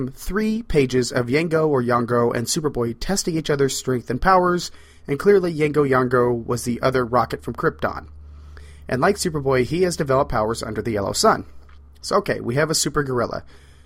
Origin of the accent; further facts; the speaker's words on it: the Ozarks, United States; I am from the Ozarks.